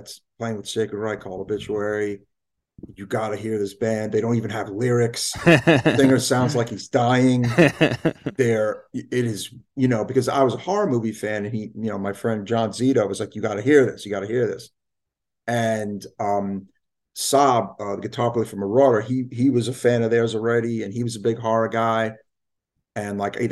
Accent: New York City, New York, United States; I grew up in New York City, Brooklyn

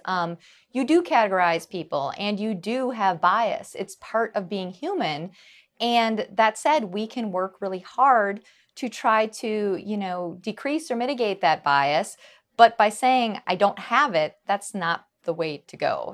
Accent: Wisconsin, United States; I grew up in Wisconsin

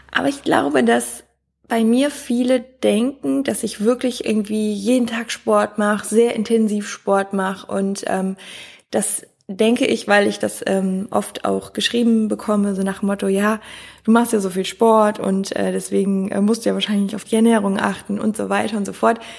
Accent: Wiehl, North Rhine-Westphalia, Germany; habe auch in Köln gewohnt, aber meine Fußballmannschaft war noch in Wiel, da wo ich herkomme

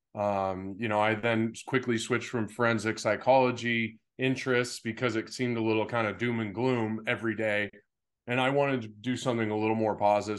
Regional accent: Pittsfield, Massachusetts, United States; also born or lived in San Diego; now in Scottsdale, United States; I was in Pittsfield

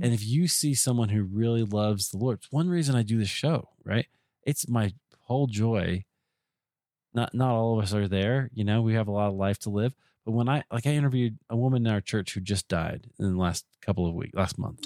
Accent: Iowa, United States; I grew up in Iowa

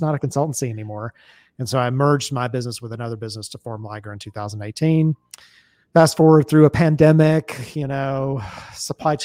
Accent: Atlanta, Georgia, United States; I'm from Atlanta

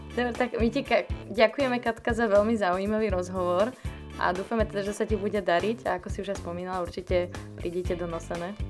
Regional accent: Malacky, Bratislava Region, Slovakia; My sme z Malaciek

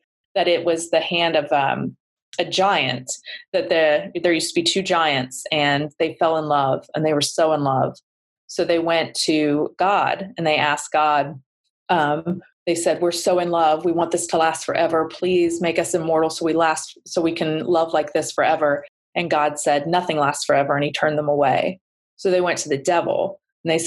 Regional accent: Appalachia, United States; also born or lived in Los Angeles / Ohio / Scotland; the Appalachian Mountains in the United States. And I was like, hey, that's where I'm from.

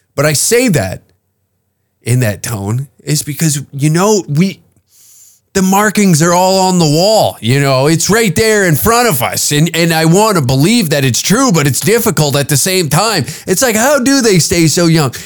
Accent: Canada; me as a Canadian

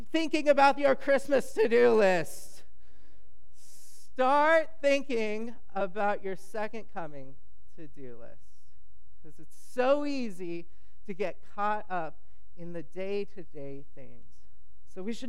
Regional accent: California, United States; I'm from California

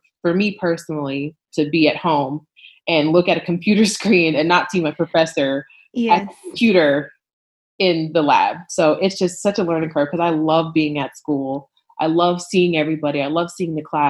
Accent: New York, United States; moved away as an adult; now in Nashville, United States; I'm from New York

